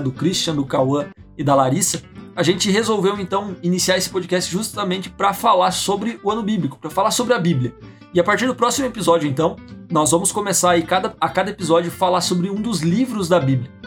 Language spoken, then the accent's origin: Portuguese; Santo Ângelo, Rio Grande do Sul, Brazil; accent: gaúcho regional dialect (bah, tchê); o nosso sotaque, a forma da gente falar, de vez em quando pode sair uns bah, Bate. uns tchê, mas isso faz parte do nosso dialeto regional aqui.